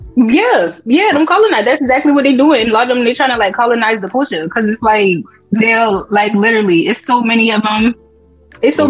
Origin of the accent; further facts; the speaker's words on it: North Charleston, South Carolina, United States; I'm from North Charleston, but Charleston they got different pockets of areas